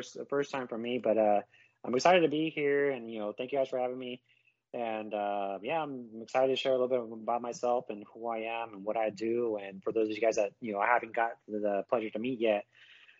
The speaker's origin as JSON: {"language": "English", "town": "Yuba City", "region": "California", "country": "United States", "lives_now": "Live Oak, United States", "said": "I usually tell people I'm from Sacramento, California, because no one knows where Yuba City is"}